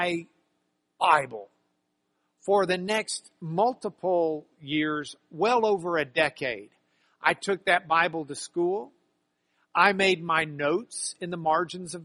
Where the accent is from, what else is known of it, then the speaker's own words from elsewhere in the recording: Lubbock, Texas, United States; I grew up in Lubbock, Texas